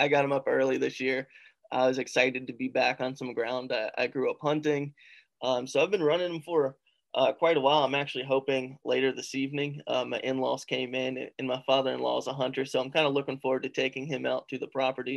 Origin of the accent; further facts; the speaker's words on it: West Virginia, United States; I was born in West Virginia, raised in West Virginia